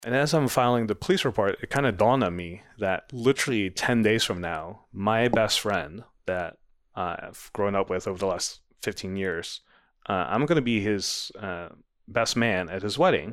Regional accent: Netherlands; moved away as an adult; now in United States; I grew up in the Netherlands

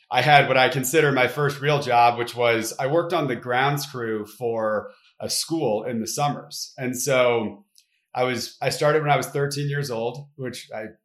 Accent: Detroit, Michigan, United States; so I you know m- moved around a, a, a fair amount as a kid, but consider myself to be from the Detroit suburbs of Michigan

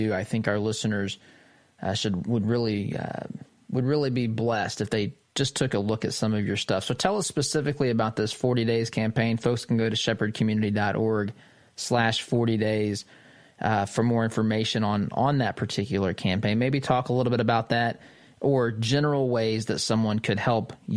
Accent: Midwest, United States; my own small town Midwestern community

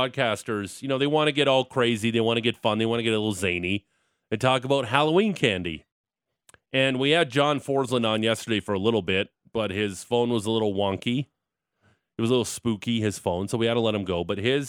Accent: Niagara, Ontario, Canada; now in Alberta, Canada

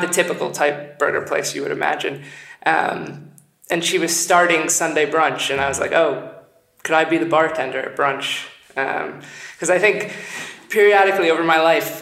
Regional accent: United States; I'm an American

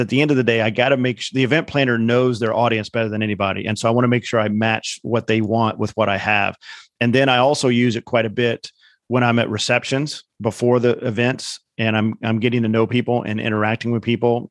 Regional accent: Indiana, United States; I grew up in Indiana

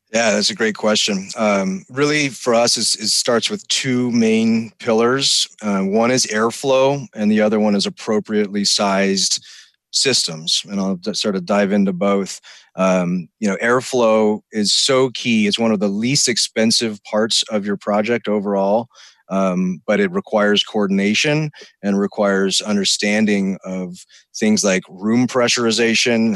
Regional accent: Sierra Nevada foothills, California, United States; I grew up up in the Sierra Nevada foothills

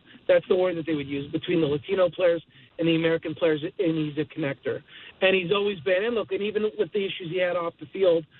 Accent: Montreal, Quebec, Canada; I grew up in Montreal watching Delino DeShields and Marquise Grissom

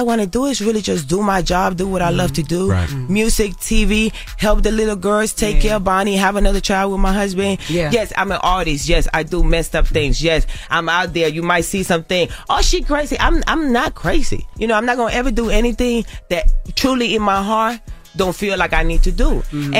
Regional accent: Carolina, Puerto Rico; I grew up in I always say this, I grew up in Puerto Rico. I grew up in Carolina, en Las Esmeraldas, en el Caserío. I grew up in the ghetto, in the hood, in the trenches.

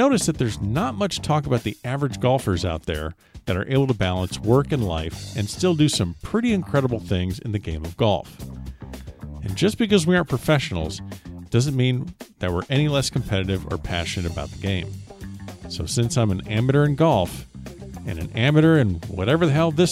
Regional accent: South Florida, United States; growing up in South Florida

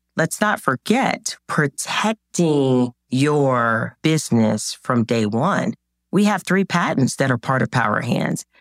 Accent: Jacksonville, Florida, United States; when I was growing up in Jacksonville, Florida

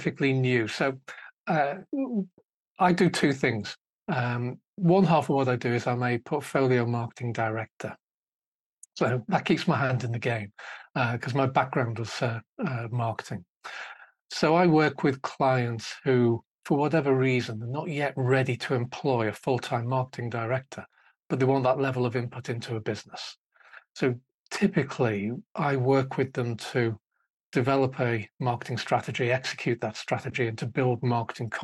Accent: Liverpool, North West England, United Kingdom; moved away; I grew up in Liverpool, and it's football, red or blue, and nothing else whatsoever

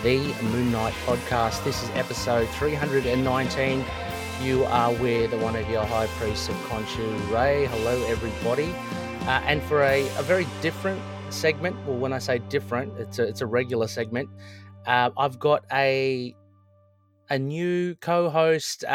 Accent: Sydney, New South Wales, Australia; accent: Australian; I'm from Sydney.

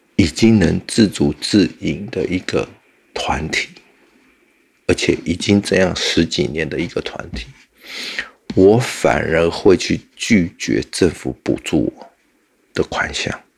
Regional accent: Taiwan; 我们台湾人

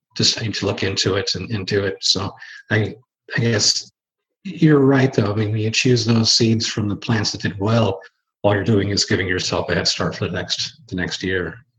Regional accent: Washington, United States; also born or lived in Oregon; we moved from Oregon up here as a kid to Washington State

